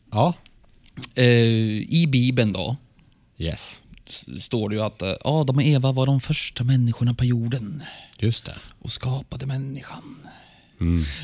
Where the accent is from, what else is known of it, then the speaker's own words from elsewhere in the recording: Norrland, Sweden; accent: norrländska; Nu kommer min norrländska in här ibland. Hör du det?